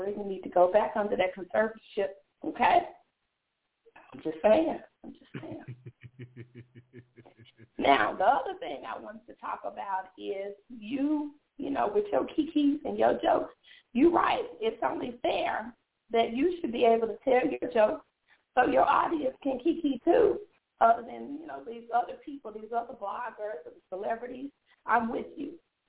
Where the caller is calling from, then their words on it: Tennessee, United States; So I'm a listener of your show, and I'm calling in from Tennessee. Yes, Tennessee.